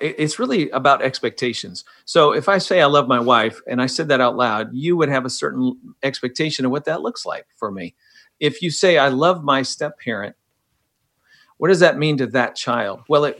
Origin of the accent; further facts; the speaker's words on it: Midwest, United States; Man, I grew up in the Midwest to a missionary family, domestic missionary family, and then a foreign missionary family.